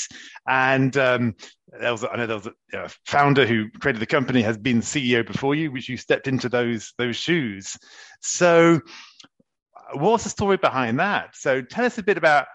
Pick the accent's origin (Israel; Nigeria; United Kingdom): United Kingdom; England; moved away as an adult; now in France; British people think I'm quite French these days, and French people still think I'm very, very British